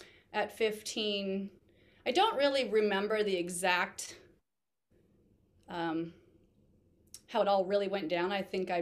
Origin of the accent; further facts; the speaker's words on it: Omaha, Nebraska, United States; I was born and raised in Omaha, Nebraska